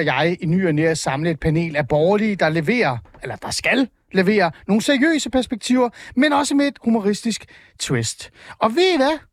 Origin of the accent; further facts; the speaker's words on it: East Jutland, Central Denmark Region, Denmark; i Østjylland, hvor jeg er fra